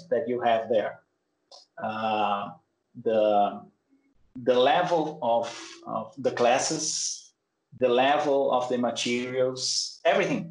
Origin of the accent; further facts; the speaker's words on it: Brazil; English is a second language; I'm from Brazil. I live in Brasília